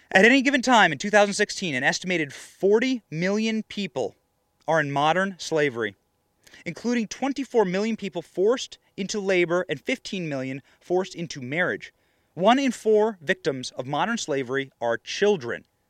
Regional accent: Iowa, United States; I was raised in Iowa.

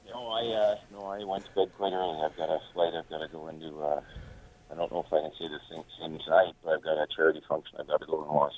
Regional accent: Toronto, Ontario, Canada; now in Los Angeles, United States; growing up in Toronto

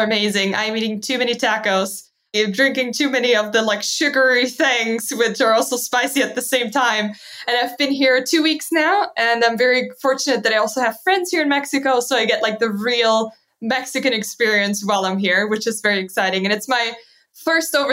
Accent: near the Swiss border, Baden-Württemberg, Germany; English is a second language; moved away as an adult; also born or lived in Malta; when I grew up back in Germany, in the south of Germany, very close to the Swiss border

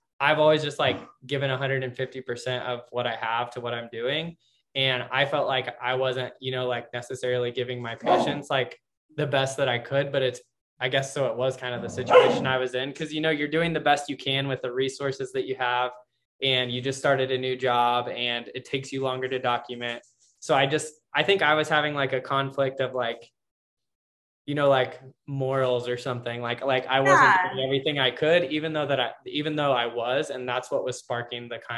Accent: Kansas, United States; moved away as an adult; now in California, United States; in Kansas as a Midwesterner in PT school

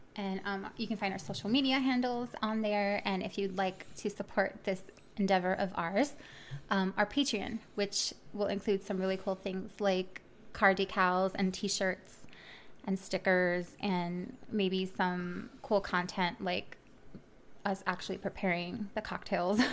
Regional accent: Miami, Florida, United States; moved away; I'm from originally from Miami, Florida.

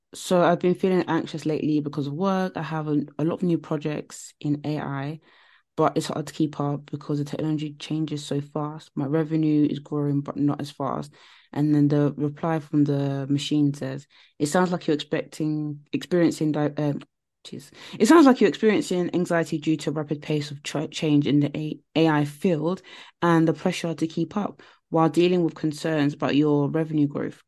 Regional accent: Nigeria; I'm Nigerian

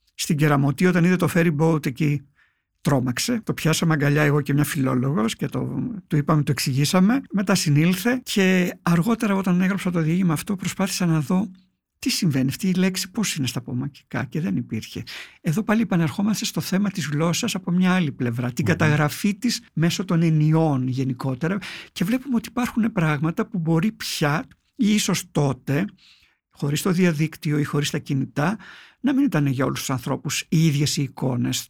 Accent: Palaiochori, Eastern Macedonia and Thrace, Greece; moved away as an adult; also born or lived in Thessaloniki / Evros; εγώ κατάγομαι από το Παλαιοχώρι Παγκαίου, έχω φύγει μετά τα 18 ε, για σπουδέ στη Θεσσαλονίκη

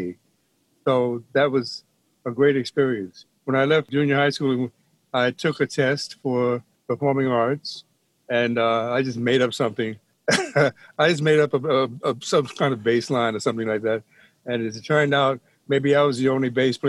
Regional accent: New York City, New York, United States; Born in New York, Harlem Hospital, back in 1936

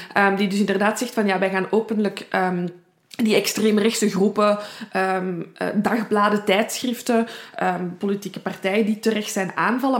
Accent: Belgium; accent: Brussels; Ik ben van Brabant.

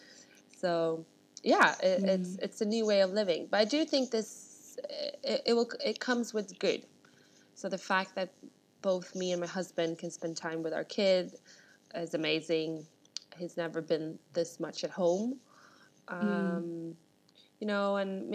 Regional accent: Stockholm, Stockholm County, Sweden; moved away as an adult; now in London, United Kingdom; I'm born and raised in Sweden, with Russian parents, and I grew up in Stockholm

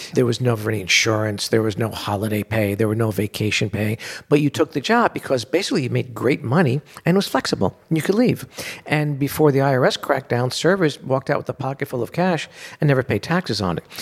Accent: New York City, New York, United States; I grew up in Bensonhurst, Brooklyn

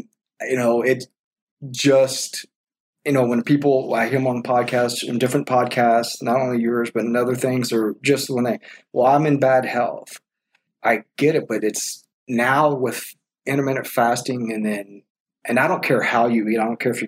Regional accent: Texas, United States; We're from Texas, you know, we like to go out, go country dancing, drink your beer

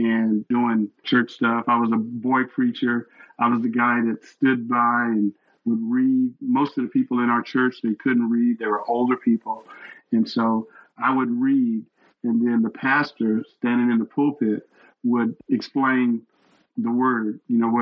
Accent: Texas, United States; I was born and raised in Texas

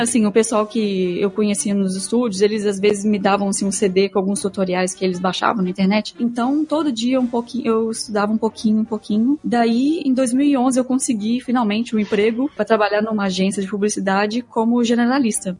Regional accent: Belo Horizonte, Minas Gerais, Brazil; moved away as an adult; also born or lived in Porto Alegre / Germany / United States; vim pra Porto Alegre, que eu sou de, de Belo Horizonte e vim morar aqui em Porto Porto Alegre

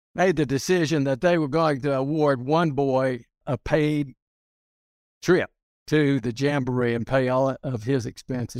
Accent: Hereford, Texas, United States; moved away as an adult; also born or lived in Carlsbad, New Mexico / Littlefield, Texas / Caracas, Venezuela; now in Houston, United States; I grew up in Hereford, Texas

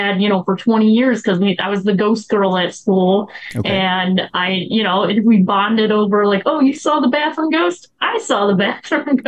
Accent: Chicago, Illinois, United States; I grew up in the South Side, and there was a lot of old abandoned buildings

